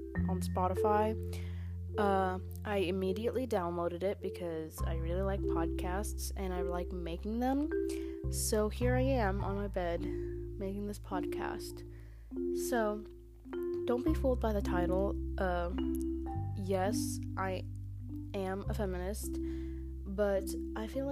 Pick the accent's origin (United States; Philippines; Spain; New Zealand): Philippines; I'm from the Philippines